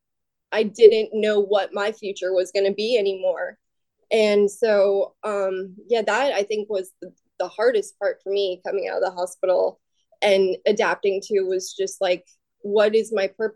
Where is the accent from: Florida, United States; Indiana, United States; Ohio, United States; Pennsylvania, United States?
Florida, United States; I'm from Florida, close to the beach